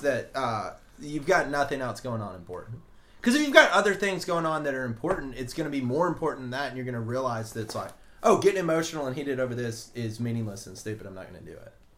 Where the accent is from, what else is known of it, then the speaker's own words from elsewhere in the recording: Alabama, United States; I'm from Alabama